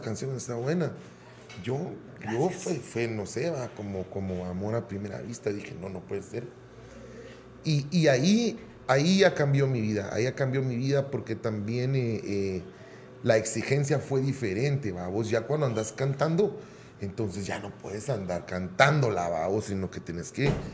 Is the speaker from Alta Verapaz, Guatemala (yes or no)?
no; Guatemala City, Guatemala Department, Guatemala; yo nací y siempre viví en Utatlán